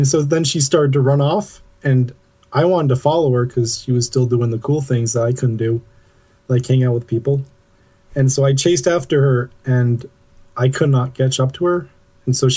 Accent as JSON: {"language": "English", "region": "New England", "country": "United States", "said": "I'm from New England, up north"}